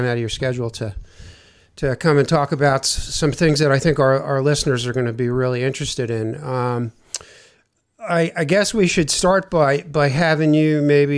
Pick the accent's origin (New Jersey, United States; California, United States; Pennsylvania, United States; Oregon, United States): New Jersey, United States; Dunellen; now in New Hampshire, United States; I grew up in Dunellen